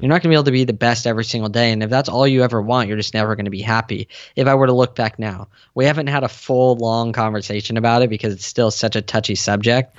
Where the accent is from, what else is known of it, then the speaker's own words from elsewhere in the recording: San Diego, California, United States; I grew up in San Diego